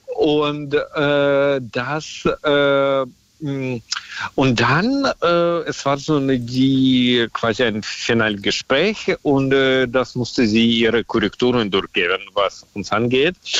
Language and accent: German; Russia; accent: Russian; German is a second language; now in Germany; mein Akzent ist auch so, also dass ich aus Russland stamme, mhm. äh, kann man hören